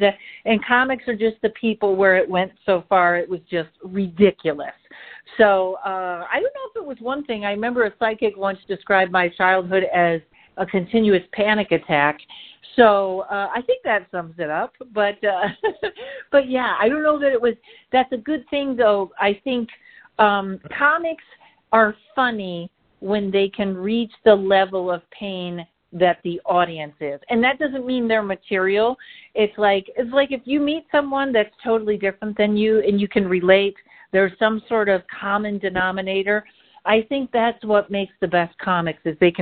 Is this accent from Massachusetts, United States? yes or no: yes; Pittsfield, Massachusetts, United States; now in Los Angeles, United States; I'm originally from Pittsfield, Massachusetts